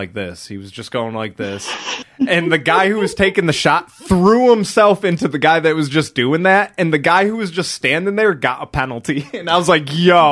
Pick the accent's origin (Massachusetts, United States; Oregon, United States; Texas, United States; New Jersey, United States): Massachusetts, United States; we're from Massachusetts